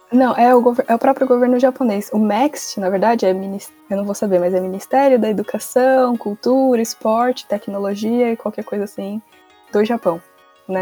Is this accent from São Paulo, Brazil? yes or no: yes; São Paulo, Brazil; moved away as an adult; now in Japan; eu sou de São Paulo, o consulado pelo qual eu prestei foi o de São Paulo